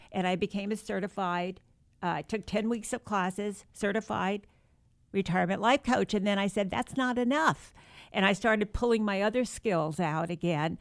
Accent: New Rochelle, New York, United States; moved away; I was born and raised in New York

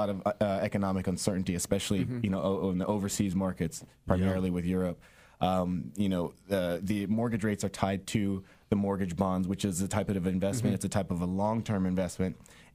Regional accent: San Diego, California, United States; also born or lived in West Virginia; Sara Mesa. That was my old stomping ground

